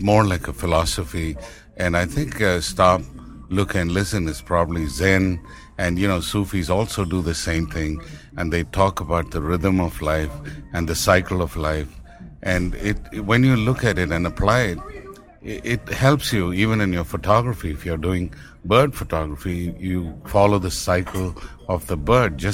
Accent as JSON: {"language": "English", "region": "Tamil Nadu", "country": "India", "accent": "Indian", "first_language": "Tamil", "second_language": "English", "moved": "yes", "said": "I speak my mother tongue, which is Tamil. Even rest of India doesn't speak that language. Hindi is our national language, and I speak English, you know, of course, with an Indian accent"}